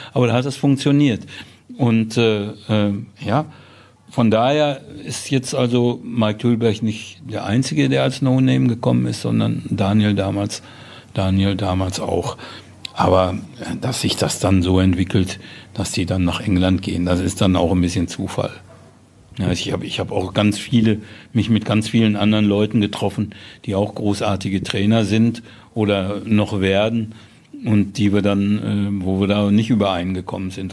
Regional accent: Dortmund, North Rhine-Westphalia, Germany; mein Vater hat auf Hösch gearbeitet und so, wie man das so in Dortmund, wie man so aufwächst

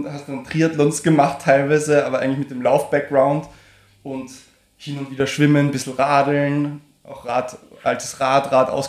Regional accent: Carinthia, Austria; also born or lived in Vienna; Also, ich meine, in Wien aufgewachsen, aber ansonsten born and raised, mehr oder weniger, in Kärnten.

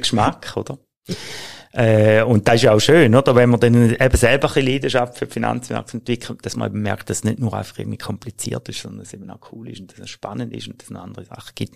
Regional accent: Switzerland; bei uns in der Schweiz

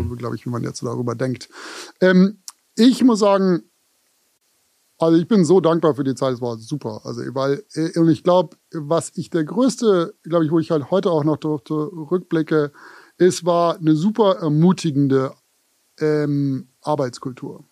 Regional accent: Konstanz, Baden-Württemberg, Germany; now in New York, United States; ich komme aus Konstanz, auch Frage der Aussprache, Konstanz

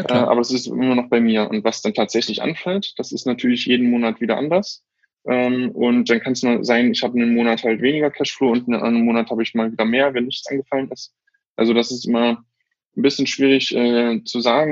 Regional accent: Bautzen, Saxony, Germany; now in Berlin, Germany; Das ist quasi mein Heimatort

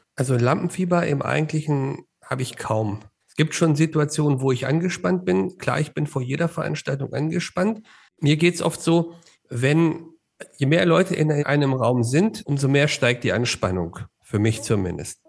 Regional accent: Hanover, Lower Saxony, Germany; now in Nuremberg, Germany; Ursprünglich komme ich aus Hannover

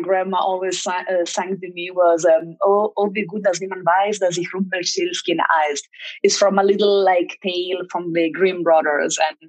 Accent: Italy; English is a second language; now in Mexico; I'm from Italy, and my mom is German. So I do have two nationalities, and I learned German when I was a kid. I mean, I have, like, I would say a basic German. I speak much better Spanish and English than German.

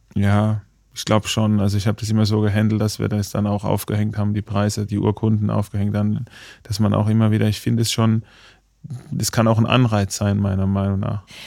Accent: Baden-Württemberg, Germany; now in Munich, Germany; ich komme zwar aus dem Badischen

